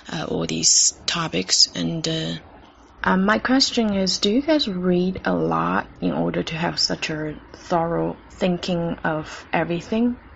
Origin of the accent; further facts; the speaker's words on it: South China, China; English is a second language; from South China.